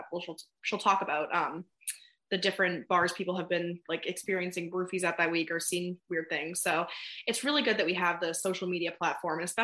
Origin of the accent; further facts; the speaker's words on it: Windham, New Hampshire, United States; also born or lived in Maine / New York / Vermont / Florida; And then um, I spent all of middle school and high school in Southern New Hampshire. I grew up in Windham.